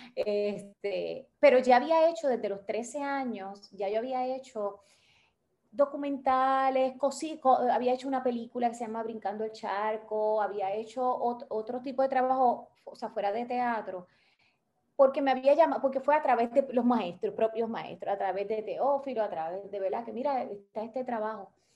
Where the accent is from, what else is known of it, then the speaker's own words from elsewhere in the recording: Bayamón, Puerto Rico; also born or lived in Santurce; now in Gurabo, Puerto Rico; yo nací, yo viví, yo viví toda mi vida en Bayamón